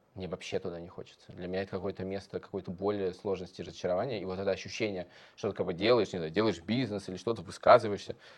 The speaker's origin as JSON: {"language": "Russian", "region": "Moscow", "country": "Russia", "tie": "born or raised there"}